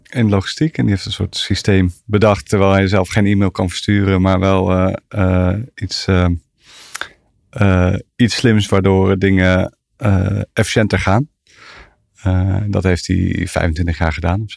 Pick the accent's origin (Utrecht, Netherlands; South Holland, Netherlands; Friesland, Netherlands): South Holland, Netherlands; The Hague; born there; Eh, in Den Haag.